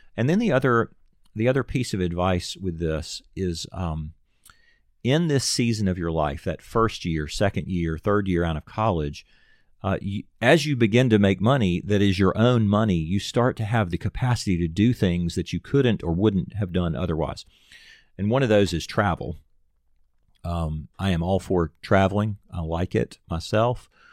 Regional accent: Nashville, Tennessee, United States; also born or lived in Auburn; I'm from Nashville

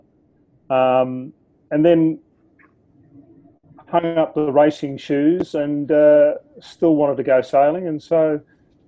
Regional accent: Australia; accent: Aussie; from my accent, you'll hear that I'm an Aussie. I'm currently landlocked in Sydney.

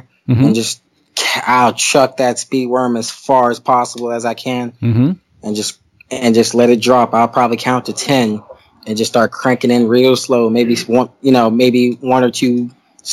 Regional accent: Mount Dora, Florida, United States; I grew up in Mount Dora

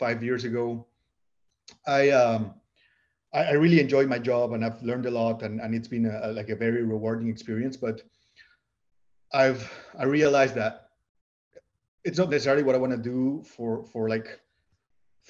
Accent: Puebla, Mexico; moved away as an adult; also born or lived in New York City, United States / Bay Area, California, United States; now in California, United States; we are originally from Mexico. We are from a city called Puebla, which is like 2 hours away from Mexico City.

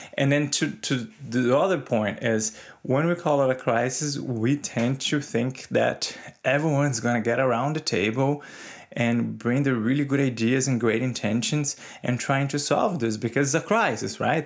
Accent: Brazil; moved away; I grew up in Brazil in the nineteen eighties.

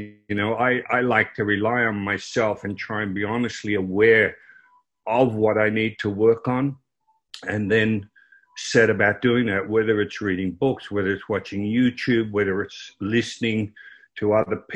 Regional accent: Croydon, Victoria, Australia; I grew up in Croydon, which was 20 miles out of Melbourne, Australia.

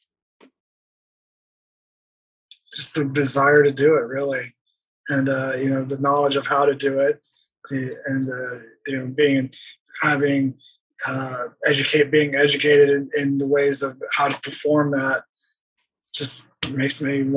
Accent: Texas, United States; moved away; I grew up in Texas.

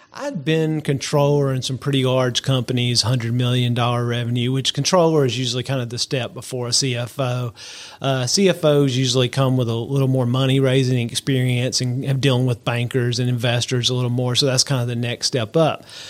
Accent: Georgia, United States; now in South Alabama, United States; I'm a, a good old Georgia boy

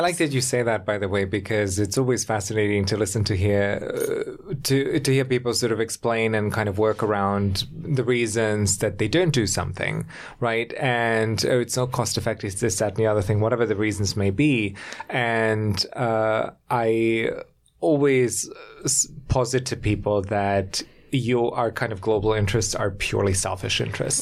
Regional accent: Germany; moved away; I grew up in Germany

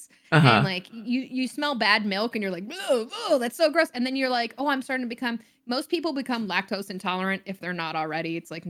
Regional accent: the South, United States; I grew up in the South, so there's tons of barbecue and stuff and you know, I everybody around me is eating meat.

